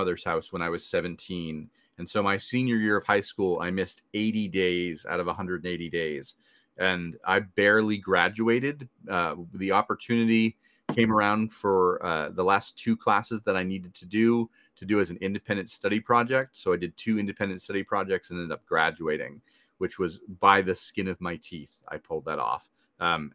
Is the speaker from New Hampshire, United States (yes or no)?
yes; rural New Hampshire, United States; moved away as an adult; now in Washington, D.C. area, United States; But I grew up in rural New Hampshire and now I live in the DC area